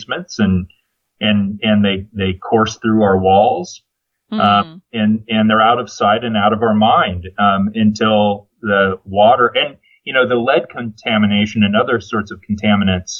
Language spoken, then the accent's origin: English; Central Valley of California, United States; moved away; I grew up in the Central Valley of California.